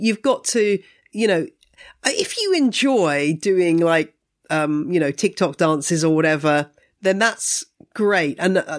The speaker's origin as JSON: {"language": "English", "country": "United Kingdom", "said": "I find as a British plant person that it's kind of interesting being part of this global community"}